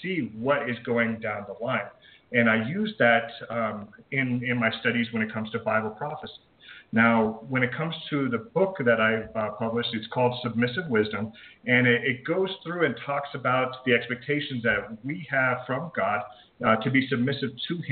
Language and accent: English; Colorado, United States; I was born and raised in Colorado on a small farm